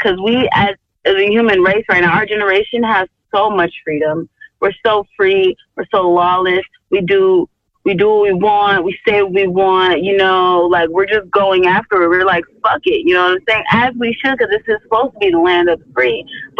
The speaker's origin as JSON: {"language": "English", "town": "Georgetown", "country": "Guyana", "said": "I'm from Guyana. Oh, hey. Yeah, Georgetown, Struville"}